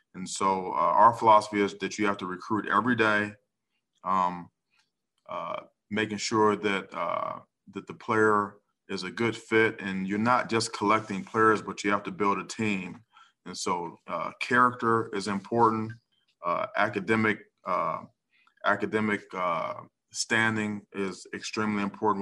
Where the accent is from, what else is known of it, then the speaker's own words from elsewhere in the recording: Cleveland, Ohio, United States; my hometown Brownies